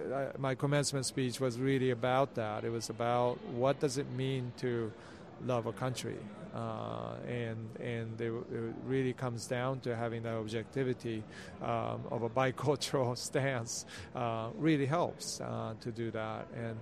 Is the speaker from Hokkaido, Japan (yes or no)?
no; Kamakura, Kanagawa, Japan; also born or lived in Boston, United States / Sweden; I grew up in, I was born in Boston and went to Sweden, and then I was in Kamakura, Japan, which is the 12th century capital of Japan, about an hour south of Tokyo.